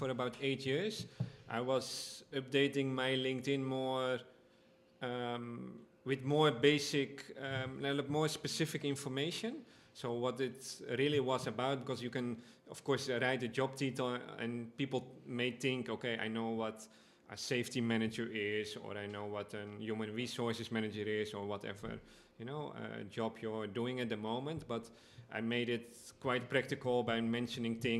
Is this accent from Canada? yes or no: no; Amsterdam, North Holland, Netherlands; moved away as an adult; now in Aruba; I come from Amsterdam, the Netherlands